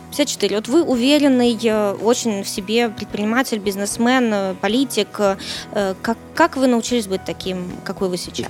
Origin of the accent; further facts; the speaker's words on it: Kyiv, Ukraine; Киев мой родной город